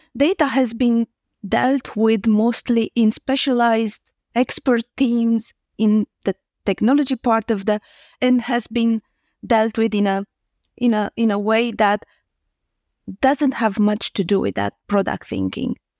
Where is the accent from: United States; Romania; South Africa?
Romania; English is a second language; I'm Romanian, so English is not my, um, native language.